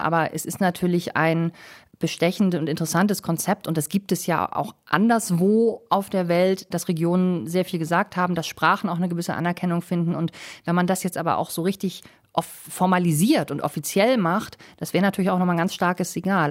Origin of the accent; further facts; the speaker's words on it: Germany; now in Madrid, Spain; bei uns in Deutschland